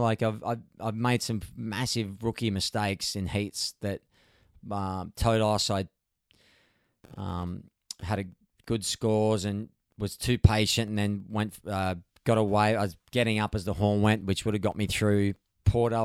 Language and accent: English; Gold Coast, Queensland, Australia; moved away as an adult; now in California, United States; I'm from the Gold Coast, it's right-hand point breaks.